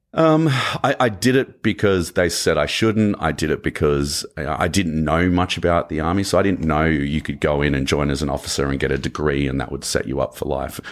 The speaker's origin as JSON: {"language": "English", "town": "Canberra", "region": "Australian Capital Territory", "country": "Australia", "tie": "born or raised there", "accent": "Australian", "moved": "as an adult", "lives_now": "Los Angeles, United States", "said": "my hometown was the only state in Australia where marijuana was decriminalized"}